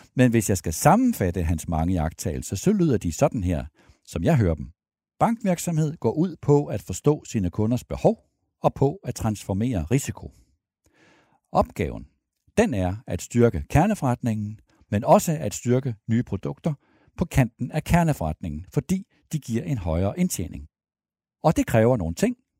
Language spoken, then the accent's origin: Danish; Denmark; vi danskere